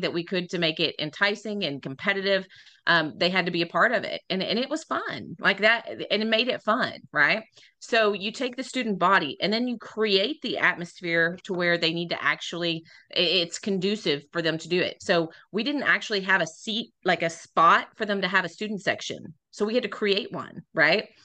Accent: Midland, Texas, United States; moved away as an adult; also born or lived in San Angelo, Texas; I am originally from Midland, Texas

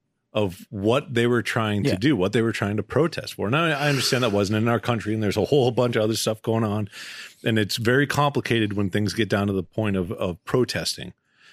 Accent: Boston, Massachusetts, United States; born there; I was born in Boston.

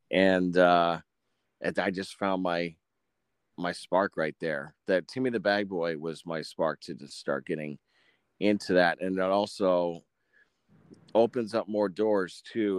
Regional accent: Menasha, Wisconsin, United States; moved away; also born or lived in Orlando, Florida; I was born and raised in Menasha, Wisconsin

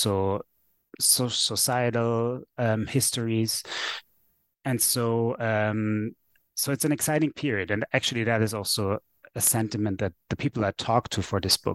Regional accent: Vienna, Austria; first language German; English is a second language; I am from Vienna, which is a city to the east of Prague.

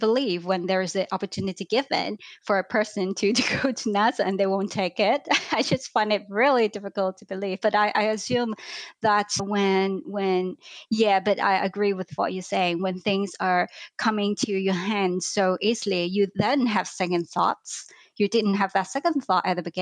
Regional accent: Hong Kong; moved away as an adult; also born or lived in London, United Kingdom; I grew up in Hong Kong.

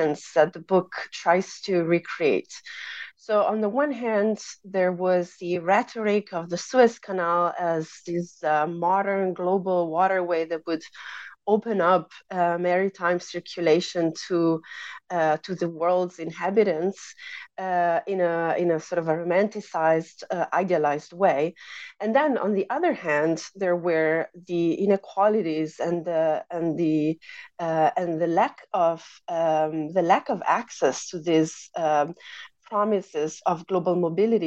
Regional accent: Italy; moved away as an adult; I grew up in Italy, which is where I pursued my undergraduate studies and my master's degree.

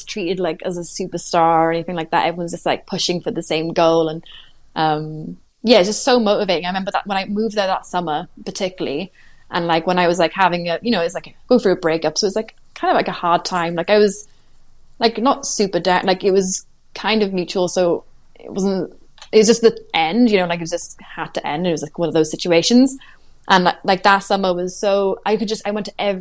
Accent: Swansea, Wales, United Kingdom; moved away as an adult; also born or lived in Cardiff; I was in Cardiff, which is only an hour from Swansea, where I'm from

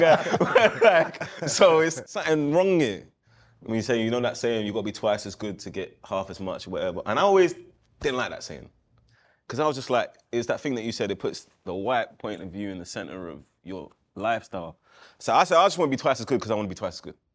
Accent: England, United Kingdom; being a kid in England.

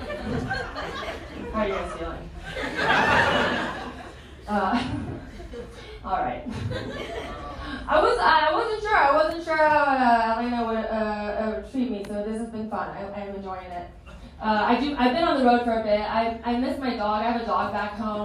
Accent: the Bay Area, California, United States; moved away as an adult; now in Los Angeles, United States; I grew up in the Bay Area

